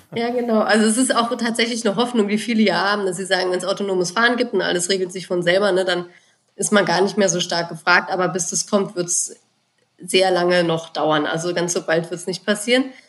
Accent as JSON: {"language": "German", "country": "Germany", "said": "bei uns in Deutschland"}